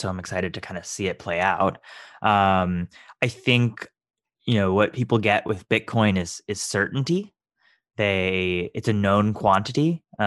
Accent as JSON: {"language": "English", "region": "Texas", "country": "United States", "tie": "born or raised there", "also_born_or_lived": "Boston, Massachusetts", "said": "I was born in Boston, Massachusetts, and raised in Texas"}